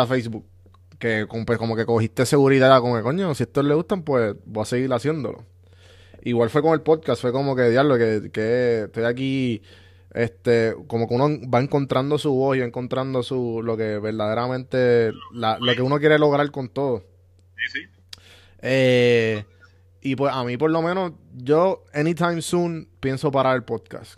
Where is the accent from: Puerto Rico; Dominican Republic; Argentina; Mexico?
Puerto Rico; yo soy de San Juan, Guaynabo, Caguas, por esa área